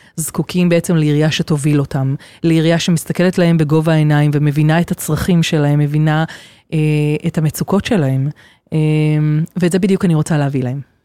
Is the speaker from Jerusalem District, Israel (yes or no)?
no; Kfar Yona, Central District, Israel; גדלתי כאן בכפר יונה